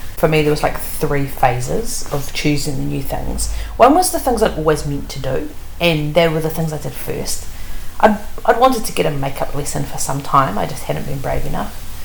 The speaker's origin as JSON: {"language": "English", "region": "Wellington", "country": "New Zealand", "said": "I'm from Wellington, and Wellington is you know it's raining for much of the year."}